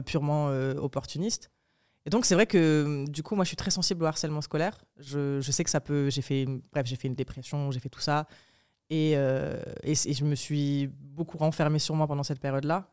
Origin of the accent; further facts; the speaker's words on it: Apt, Provence-Alpes-Côte d'Azur, France; also born or lived in Morocco; des deux quartiers populaires, donc Saint-Michel et Saint-Joseph, dont je venais, d'Apt